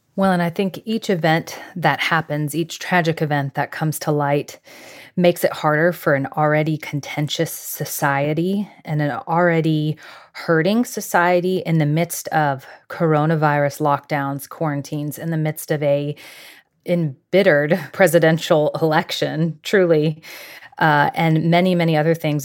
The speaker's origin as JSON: {"language": "English", "town": "Jacksonville", "region": "Florida", "country": "United States", "tie": "born or raised there", "said": "I grew up in Jacksonville, Florida"}